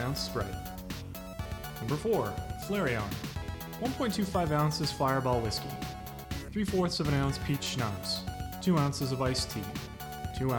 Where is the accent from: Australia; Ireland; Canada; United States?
Canada; Being a kid growing up in Canada